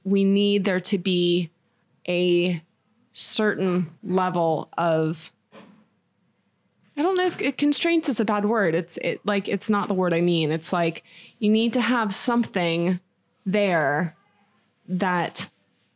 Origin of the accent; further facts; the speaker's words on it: Florida, United States; moved away; in Florida, where I grew up, it was a very small town when I was growing up